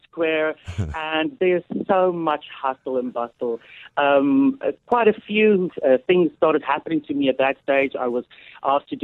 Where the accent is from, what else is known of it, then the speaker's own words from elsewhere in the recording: Oudtshoorn, Western Cape, South Africa; moved away as an adult; also born or lived in Port Elizabeth (Gqeberha); now in United Kingdom; I was born in Oudtshoorn in 1975, giving my age away.